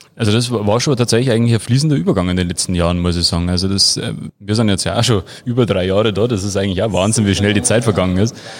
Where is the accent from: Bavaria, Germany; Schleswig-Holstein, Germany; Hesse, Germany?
Bavaria, Germany; Freising; ich bin ja quasi hier aufgewachsen, im, im Schatten des Berges